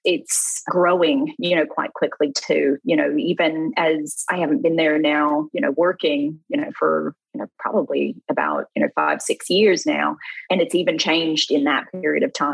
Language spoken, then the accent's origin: English; Melbourne, Victoria, Australia; also born or lived in Western Australia; So where I grew up in Australia, in a city called Melbourne. Kind of grew up around the city, in the suburbs, and had a lot of my childhood there